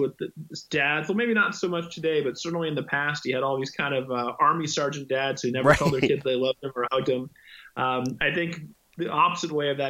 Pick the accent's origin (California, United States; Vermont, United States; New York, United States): California, United States; San Francisco Bay Area; moved away as an adult; now in Los Angeles, United States; I grew up in the San Francisco Bay Area and I've been to Los Angeles the last 20 or so years, but I grew up in the Bay Area